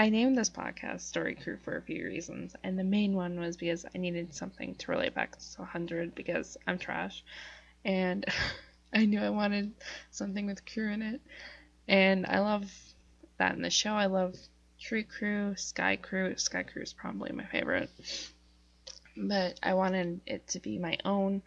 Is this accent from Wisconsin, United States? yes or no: yes; Northeast Wisconsin, United States; I'm a writer from Northeast Wisconsin